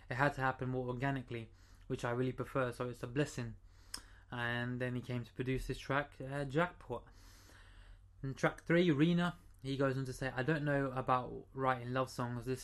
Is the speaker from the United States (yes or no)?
no; Trinidad & Tobago; I'm from Trinidad